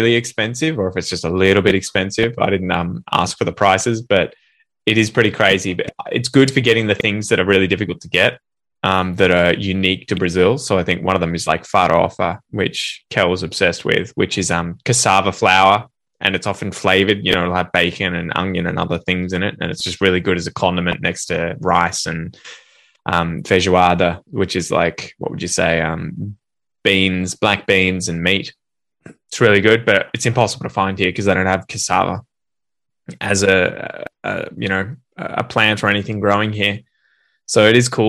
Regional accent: Australia; accent: Australian English; first language English; coming from Australia

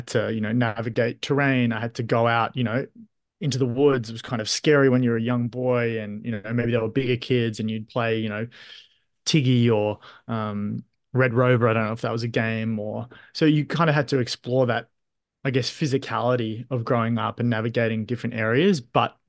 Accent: Australia; So my mind immediately goes to my childhood, single parent household. My mother was, you know, often working. So you kind of got that independence at an early age. You're often left at home. Growing up in Australia

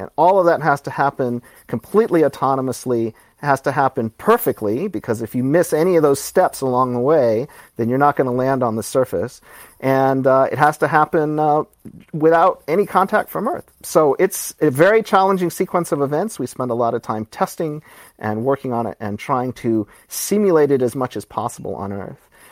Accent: Birmingham, Alabama, United States; moved away as an adult; I grew up in Alabama

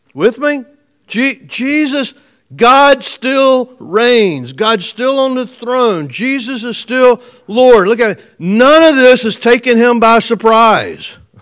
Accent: United States; I was born in America

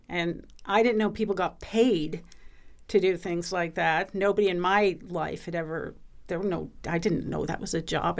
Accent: Pacific Northwest, United States; moved away; I grew up in the Pacific Northwest

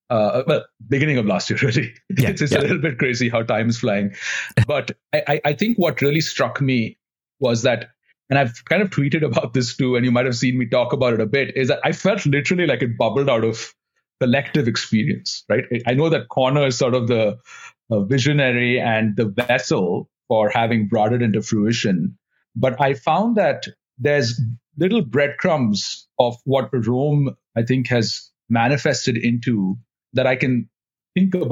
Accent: India; moved away as an adult; now in United States; I grew up in India

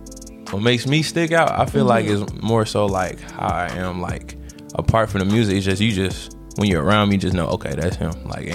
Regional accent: Cartersville, Georgia, United States; also born or lived in Florida; because I'm also originally from Florida, but like since I've been in Georgia, like where I grew up at, out in that area, because I'm more stay a little further from Kennesaw, like Cartersville area.

